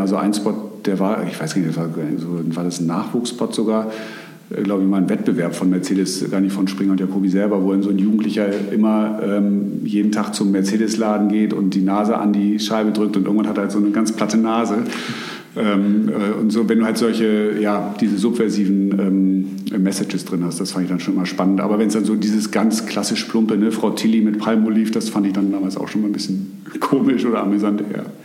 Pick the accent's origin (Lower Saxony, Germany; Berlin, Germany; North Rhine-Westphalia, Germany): North Rhine-Westphalia, Germany; Bonn; moved away as an adult; also born or lived in Hamburg; Ich komme aus dem Rheinland. Ich habe zwar einen norddeutschen Namen, also meine äh, Familie, Familie kommt tatsächlich aus der Hamburger Gegend, aber geboren und aufgewachsen bin ich in äh, Bonn, der alten Bundeshauptstadt.